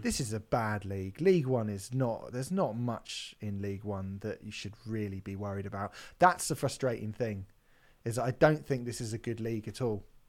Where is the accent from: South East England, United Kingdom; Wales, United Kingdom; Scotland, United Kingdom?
South East England, United Kingdom; Hampshire; growing up in Hampshire, there's a slightly different language that Portsmouth has